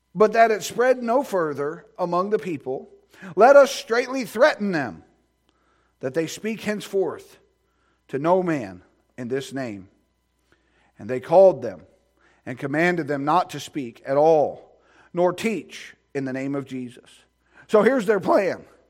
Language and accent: English; United States; I'm glad that I'm an American. I'm glad I live in America